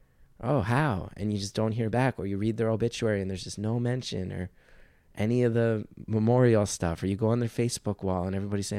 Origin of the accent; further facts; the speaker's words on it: New York, United States; And I'm a New Yorker. Like I said, like that's, it's not a rare thing to meet people in therapy in New York.